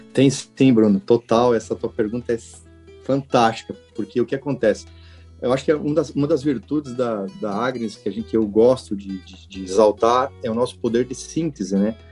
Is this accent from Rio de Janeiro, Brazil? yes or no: no; Xanxerê, Santa Catarina, Brazil; moved away as an adult; also born or lived in Florianópolis; eu tenho muito orgulho de dizer que eu sou colono de Xanxerê. Eu sou do oeste de Santa Catarina, eu nasci lá